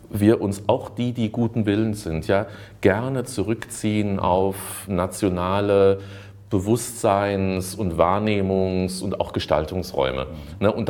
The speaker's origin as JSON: {"language": "German", "country": "Germany", "said": "wir als Deutsche äh, sind Energiewende, äh, Avantgardisten, ja, wir sind Umweltbewusstseinsweltmeister und sowas"}